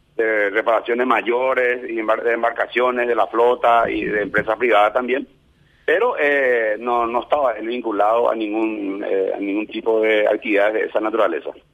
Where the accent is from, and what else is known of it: Paraguay